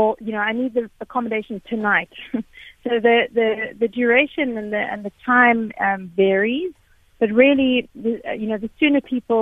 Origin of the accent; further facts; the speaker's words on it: South Africa; I've always been a very particularly proud South African